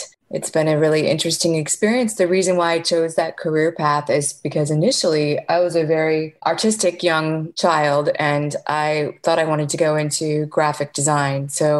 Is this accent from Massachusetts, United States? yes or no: no; outside of Chicago, Illinois, United States; moved away as an adult; also born or lived in San Francisco / Miami; I was born outside of Chicago in a very small town and went to high school in that area.